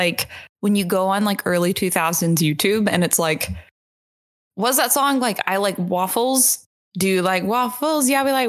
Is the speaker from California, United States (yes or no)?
no; New Jersey, United States; I'm from New Jersey.